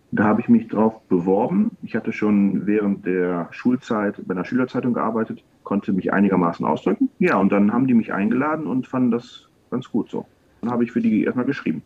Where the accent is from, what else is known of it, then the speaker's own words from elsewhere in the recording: Wuppertal, North Rhine-Westphalia, Germany; ich komme ja aus Wuppertal